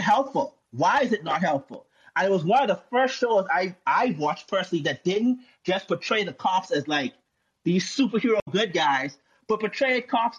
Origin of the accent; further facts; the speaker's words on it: Bahamas; I'm from the Bahamas